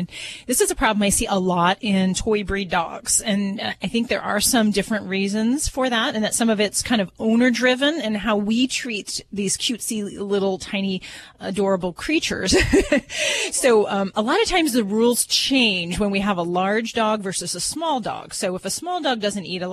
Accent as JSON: {"language": "English", "town": "Hammond", "region": "Indiana", "country": "United States", "said": "I'm from Hammond, Indiana"}